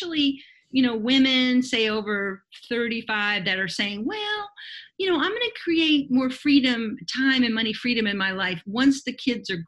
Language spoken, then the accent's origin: English; Miami, Florida, United States; moved away as an adult; now in Belize; I'm from Miami originally.